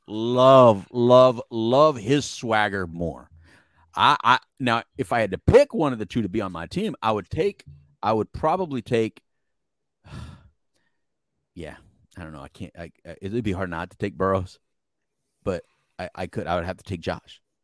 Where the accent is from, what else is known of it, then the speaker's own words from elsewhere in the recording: El Paso, Texas, United States; also born or lived in Philadelphia, Pennsylvania; I am from El Paso, Texas. right? That's, that's home